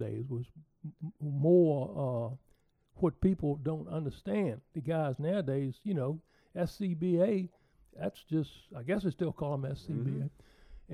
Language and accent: English; Lakeside, Virginia, United States; So I was from Lakeside